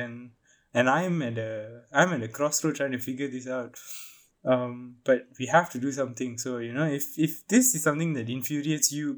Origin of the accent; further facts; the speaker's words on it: Malaysia; As a Malaysian Indian